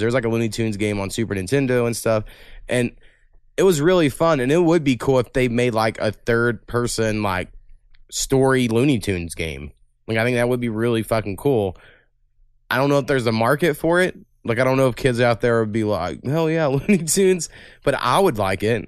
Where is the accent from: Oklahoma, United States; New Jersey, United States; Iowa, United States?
Oklahoma, United States; Waurika; also born or lived in Ada, Oklahoma; in my hometown